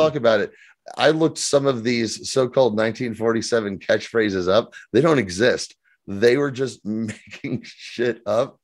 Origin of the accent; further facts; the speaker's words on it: United States; I'm so American